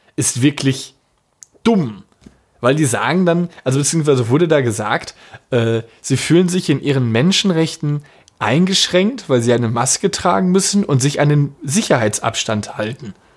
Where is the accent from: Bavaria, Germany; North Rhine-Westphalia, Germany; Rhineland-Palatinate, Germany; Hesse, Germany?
North Rhine-Westphalia, Germany; Dortmund; Bei uns in Dortmund